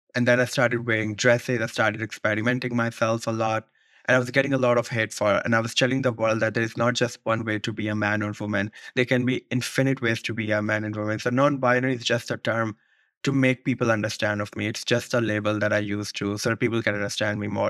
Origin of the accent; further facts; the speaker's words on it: Rawalpindi, Punjab, Pakistan; moved away as an adult; now in New York, United States; I grew up in Rawalpindi, Pakistan.